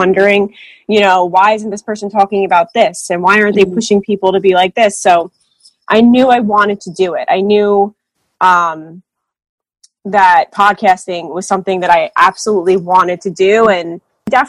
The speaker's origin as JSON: {"language": "English", "region": "New Jersey", "country": "United States", "said": "I'm from New Jersey"}